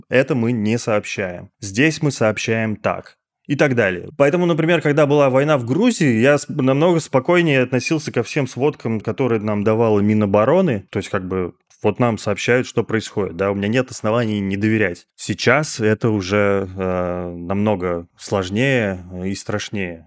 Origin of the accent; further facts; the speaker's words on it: Russia; мы из России